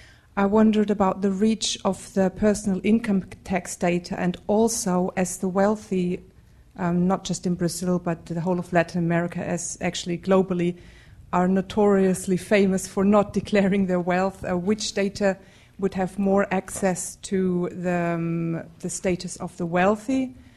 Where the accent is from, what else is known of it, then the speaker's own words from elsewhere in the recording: Germany; I'm from Germany.